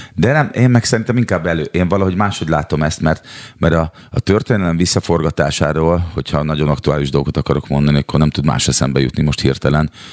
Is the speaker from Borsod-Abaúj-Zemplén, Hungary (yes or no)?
no; Szeged, Csongrád-Csanád, Hungary; moved away as an adult; now in Budapest, Hungary; Szegedi lakótelepről születtem, oda, ott nőttem föl, ott szocializálódtam harmincegy néhány éves koromban, költöztem Budapestre.